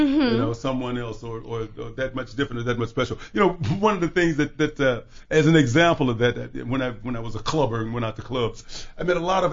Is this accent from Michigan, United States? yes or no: no; Chicago, Illinois, United States; growing up in Chicago